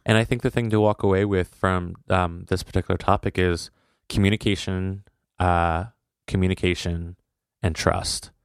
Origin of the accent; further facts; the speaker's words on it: United States; As an American